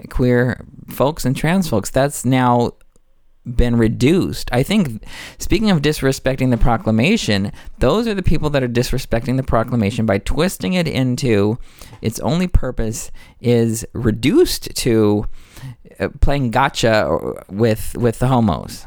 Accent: United States; I'm an American conditionally

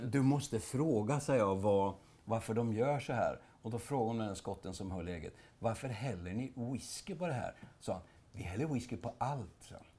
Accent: Östergötland, Sweden; accent: östgötska; vi östgötar

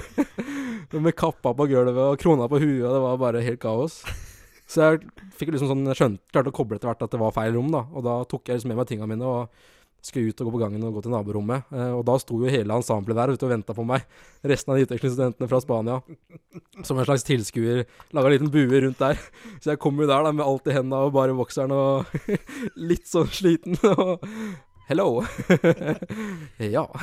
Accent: Lillehammer, Innlandet, Norway; som lillehamring

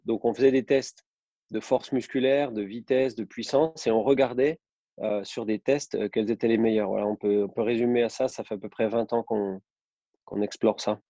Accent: Besançon, Bourgogne-Franche-Comté, France; moved away as an adult; also born or lived in Nice; now in Saint-Étienne, France; je suis originaire de Besançon, en Franche-Comté.

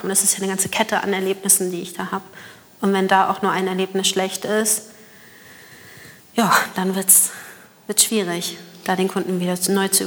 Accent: Hamburg, Germany; Ich bin Hamburger Dern.

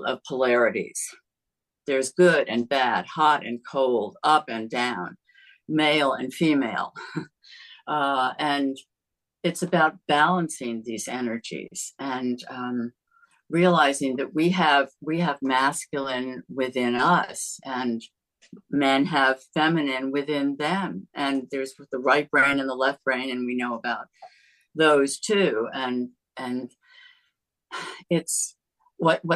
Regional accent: United States; I grew up near Long Island Sound, and salt water is like in my veins.

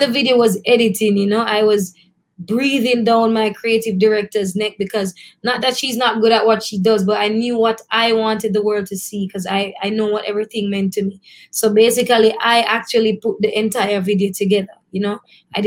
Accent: Christiana, Manchester Parish, Jamaica; now in Kingston, Jamaica; I'm literally from Christiana, Manchester

